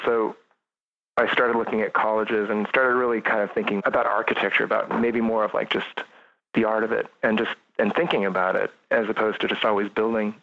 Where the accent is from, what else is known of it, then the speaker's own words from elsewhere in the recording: between Lodi and Jackson, rural California, United States; now in San Francisco, United States; I grew up in California. I grew up really rural, uh, kind of between in the Sierras, kind of just at the edge of the Sierras, edge of the San Joaquin Valley